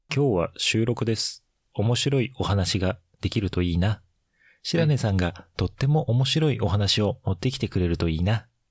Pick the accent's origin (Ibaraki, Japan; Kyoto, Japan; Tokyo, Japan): Tokyo, Japan; 東京で生まれ、東京で育っておるんですが